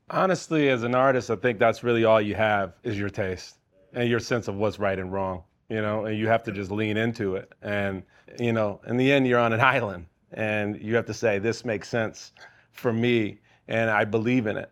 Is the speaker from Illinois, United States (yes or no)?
yes; Chicago, Illinois, United States; I'm from Chicago.